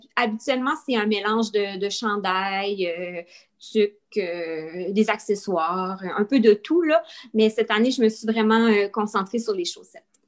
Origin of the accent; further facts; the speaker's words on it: Quebec, Canada; moved away as an adult; now in New Brunswick, Canada; je, suis, canadienne, je suis originaire du Québec